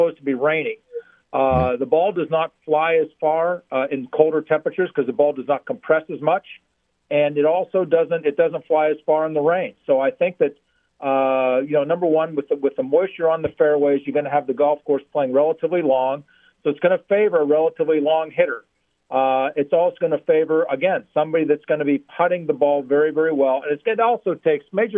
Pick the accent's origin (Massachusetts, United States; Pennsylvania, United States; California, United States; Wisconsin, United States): Pennsylvania, United States; Pittsburgh; also born or lived in Baton Rouge, Louisiana; I'm from Pittsburgh